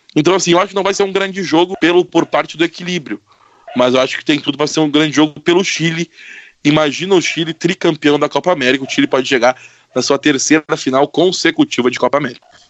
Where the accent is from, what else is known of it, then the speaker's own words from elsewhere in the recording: Brazil; a gente, como brasileiro